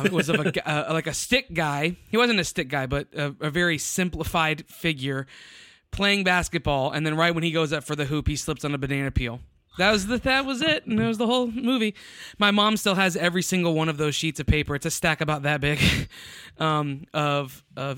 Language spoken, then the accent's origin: English; Tampa, Florida, United States; also born or lived in Ohio; now in San Antonio, United States; born and raised in Florida, Tampa area, West Coast Florida